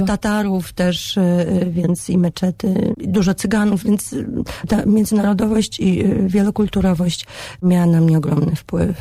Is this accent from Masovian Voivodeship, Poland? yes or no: no; Białystok, Podlaskie Voivodeship, Poland; also born or lived in Warsaw; moje dorastanie w Białymstoku przypadło na fajny czas dla tego miasta